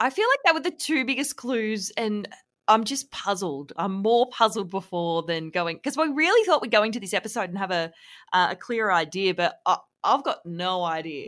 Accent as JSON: {"language": "English", "region": "Victoria", "country": "Australia", "said": "I'm from Victoria"}